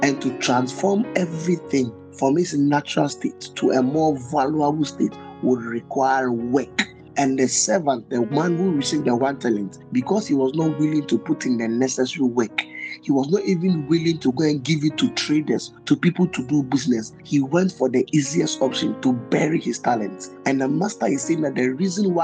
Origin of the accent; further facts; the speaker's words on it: Ghana; I'm a Ghanaian